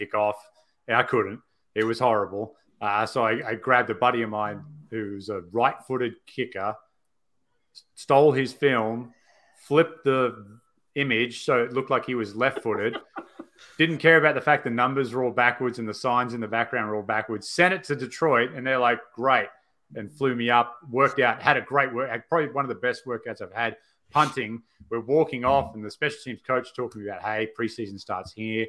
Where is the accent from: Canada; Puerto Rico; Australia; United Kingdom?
Australia; growing up in Australia